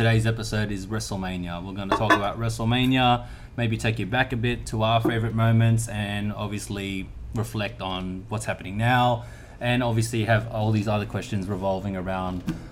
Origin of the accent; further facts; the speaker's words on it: Sydney, New South Wales, Australia; I grew up around Canterbury. I was actually born in Canterbury. So I grew up in Marrickville first.